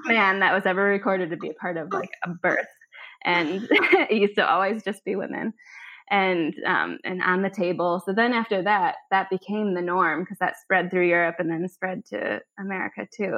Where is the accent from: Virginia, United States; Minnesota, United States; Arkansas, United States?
Minnesota, United States; Minneapolis; now in Copenhagen, Denmark; I said, Minneapolis.